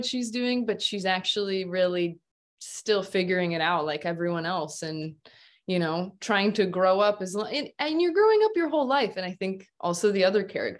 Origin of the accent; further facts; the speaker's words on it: Midwest, United States; growing up in the Midwest